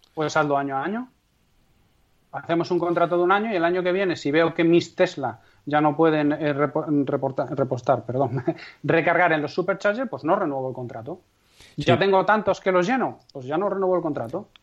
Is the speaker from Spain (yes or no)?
yes; Castrejón de Trabancos, Castile and León, Spain